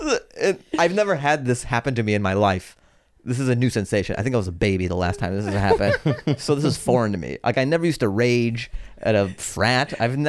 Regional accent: Seattle, Washington, United States; So I pull over, and then I go to a gas station because I'm from Seattle, and like this is what you do.

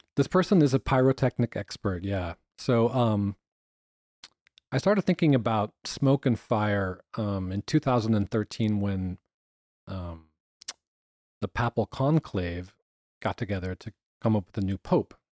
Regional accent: Boulder, Colorado, United States; also born or lived in California; I was born in California. Technically, I'm a fourth generation Angelino, but I grew up in uh, Boulder, Colorado

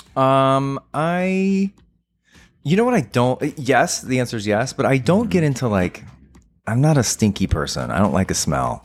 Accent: Texas, United States; my home state, which is the Lone Star State, uh, Texas

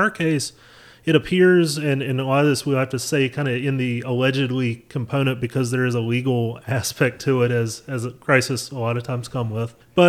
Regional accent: North Carolina, United States; I'm obviously, as you can tell by my accent, I'm native to North Carolina, so I've been around political things for as long as I can remember.

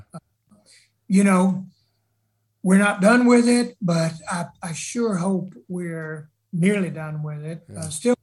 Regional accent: South Carolina, United States; I'm from South Carolina

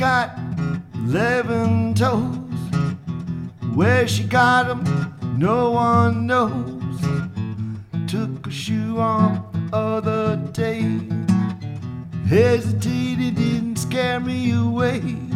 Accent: upstate New York, United States; moved away as an adult; now in Ogden, United States; I'm originally from upstate New York

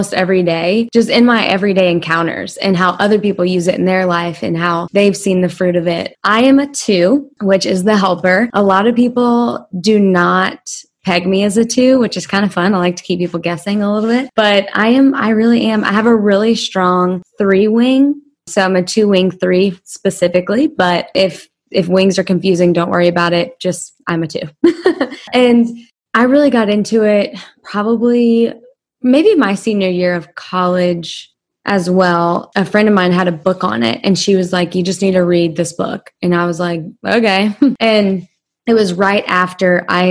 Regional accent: Louisiana, United States; I'm from Louisiana

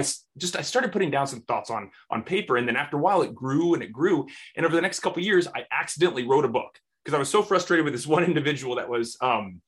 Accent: Houston, Texas, United States; here in my hometown of Houston, Texas

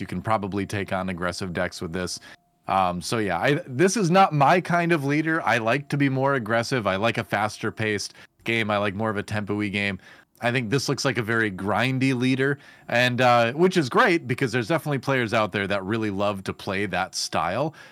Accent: Wisconsin, United States; I was growing up in Wisconsin

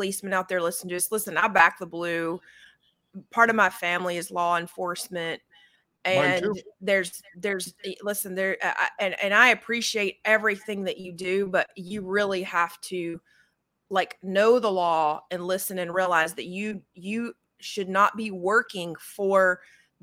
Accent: Georgia, United States; I'm from Georgia

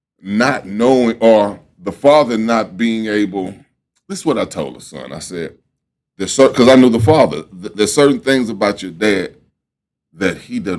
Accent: Houston, Texas, United States; I was born and raised in Third Ward

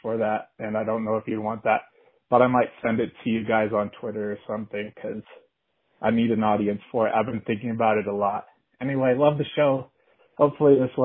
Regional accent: Colorado, United States; I'm from Colorado

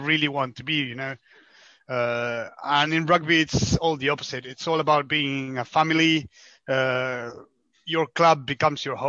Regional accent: Argentina; moved away as an adult; now in France; I'm from Argentina, so currently living in France for the last 5 years, but I'm from the other part of the world

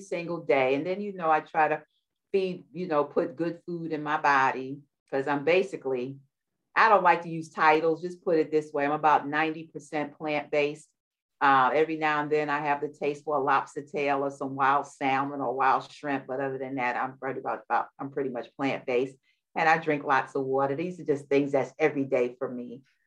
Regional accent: New York City, New York, United States; we're both from New York from the boroughs

